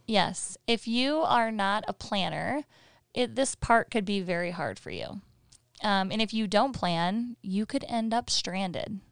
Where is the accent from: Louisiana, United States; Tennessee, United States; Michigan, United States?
Michigan, United States; moved away as an adult; we're from Michigan and we had four seasons